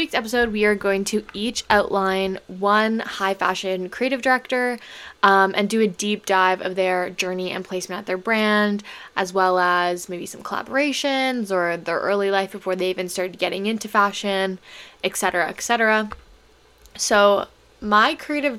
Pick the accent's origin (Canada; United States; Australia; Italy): Canada; I'm Canadian